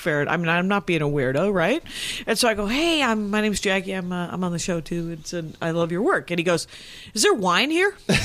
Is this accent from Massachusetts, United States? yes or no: no; South Milwaukee, Wisconsin, United States; moved away; I'm from South Milwaukee, which is a little town outside of Milwaukee